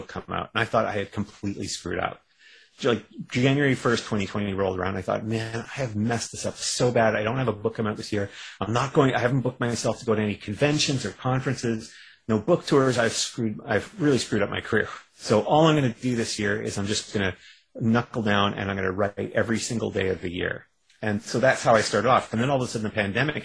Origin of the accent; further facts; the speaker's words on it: Canada; I'm a Canadian